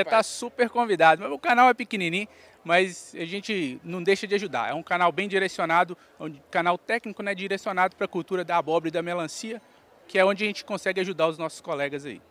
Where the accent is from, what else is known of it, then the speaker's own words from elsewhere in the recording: Belo Horizonte, Minas Gerais, Brazil; also born or lived in Turmalina, Minas Gerais; eu nasci em Belo Horizonte, mas a minha infância eu fui criado até os cinco anos no Vale do Jequitinhonha. Uhum numa cidade chamada Turmalina. Aí depois, com cinco anos de idade, eu vim para BH